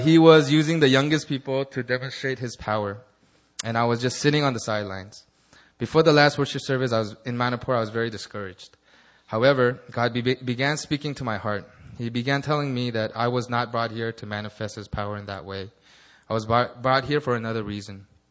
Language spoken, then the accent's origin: English; Los Angeles, California, United States; my hometown of Los Angeles